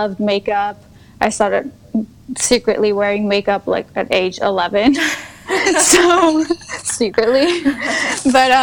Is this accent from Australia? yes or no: no; Luxembourg; moved away as an adult; also born or lived in south of France; now in France; I live currently in south of France, mm-hmm. but I was born in Luxembourg, which is a tiny country in Europe. Mm-hmm. We're like 500,000 people